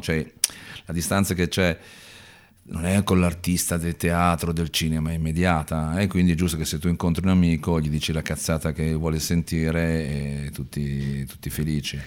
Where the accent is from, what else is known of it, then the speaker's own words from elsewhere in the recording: Milan, Lombardy, Italy; also born or lived in Brusuglio (Cormano) / Padua; io sono di Milano